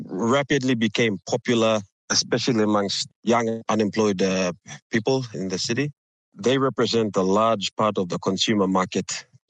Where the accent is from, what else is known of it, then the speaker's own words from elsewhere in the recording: Port Moresby, National Capital District, Papua New Guinea; growing up in Port Moresby